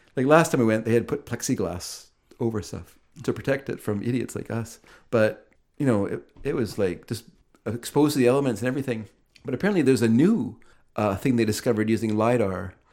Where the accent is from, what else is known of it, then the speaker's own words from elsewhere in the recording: Aldergrove, British Columbia, Canada; I come from Aldergrove